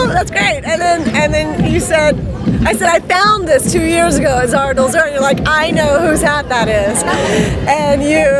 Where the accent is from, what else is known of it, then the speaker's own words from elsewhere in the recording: Venice, California, United States; Venice Beach, California.